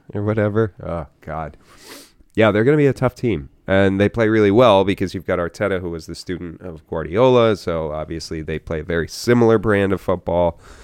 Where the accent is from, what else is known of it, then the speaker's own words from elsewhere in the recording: United States; an American fan of the sport